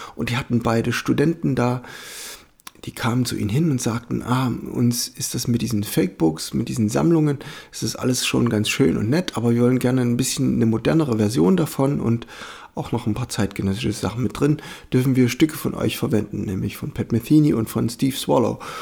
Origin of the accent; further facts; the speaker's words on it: Germany; als Europäer oder als Deutscher